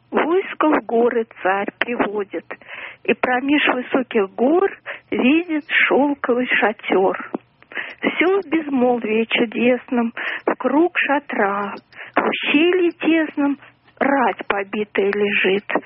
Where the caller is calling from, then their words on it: Moscow, Russia; Я из Москвы вам звоню.